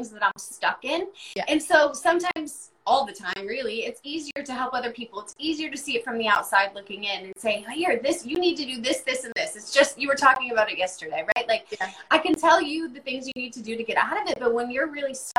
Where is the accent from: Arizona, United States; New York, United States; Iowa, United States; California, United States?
Iowa, United States; now in East Coast, United States; I grew up in Iowa